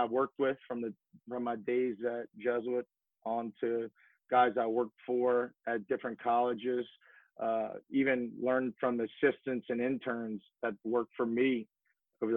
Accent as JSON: {"language": "English", "town": "New Orleans", "region": "Louisiana", "country": "United States", "tie": "born or raised there", "also_born_or_lived": "Tuscaloosa, Alabama / Georgia / Florida / Texas", "lives_now": "Lafayette, United States", "said": "born and raised in New Orleans, Louisiana"}